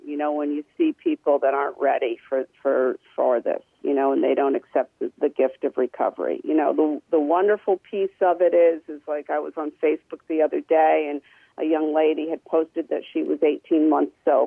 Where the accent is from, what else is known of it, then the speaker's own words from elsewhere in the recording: Brantford, Ontario, Canada; I'm from Brantford, and I had always wanted to have a house in Brantford